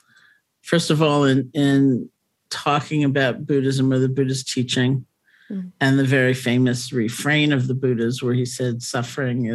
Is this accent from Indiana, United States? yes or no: no; New York City, New York, United States; also born or lived in Buffalo; I grew up in New York City, went to college in Buffalo